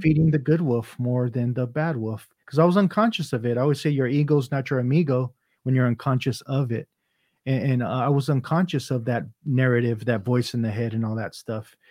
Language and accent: English; Los Angeles, California, United States; first language Vietnamese; English is a second language; I grew up in San Pedro